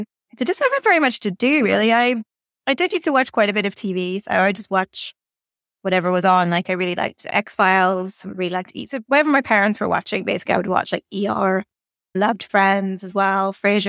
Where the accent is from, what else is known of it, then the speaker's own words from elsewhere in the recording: Northern Ireland, United Kingdom; Yeah, so I grew up in the 80s and 90s. So it was kind of a strange place because it was very, very quiet in some ways, very rural, very peaceful